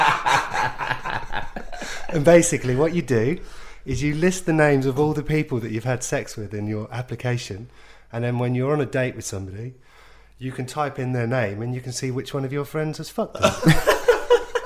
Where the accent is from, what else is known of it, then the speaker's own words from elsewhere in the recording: Huntingdon, East of England, United Kingdom; also born or lived in Stoke Newington, London; now in London, United Kingdom; From a place called Huntingdon.